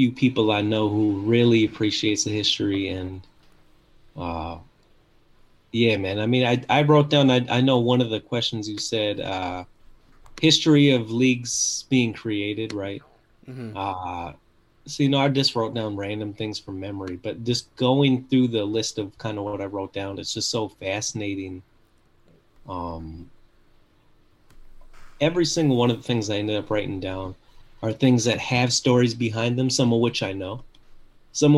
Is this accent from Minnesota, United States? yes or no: yes; Minneapolis, Minnesota, United States; also born or lived in New Brighton, Minnesota; I'm from Minnesota, right? I grew up in Minneapolis until I was 14, and then I moved to a city called New Brighton